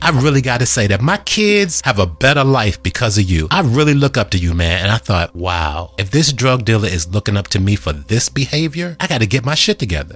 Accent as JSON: {"language": "English", "town": "Washington", "region": "District of Columbia", "country": "United States", "tie": "born or raised there", "said": "I was born in Washington, D.C."}